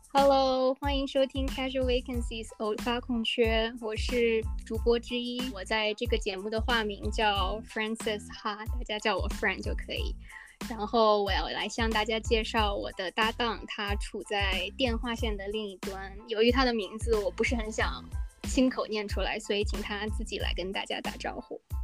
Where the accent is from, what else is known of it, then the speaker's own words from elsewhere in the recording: northern China, China; 我在北方出生长大